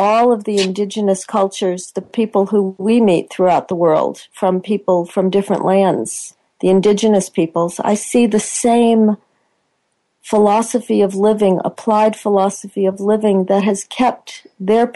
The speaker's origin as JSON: {"language": "English", "country": "United States", "tie": "born or raised there", "moved": "as an adult", "lives_now": "Australia", "said": "I'm American born"}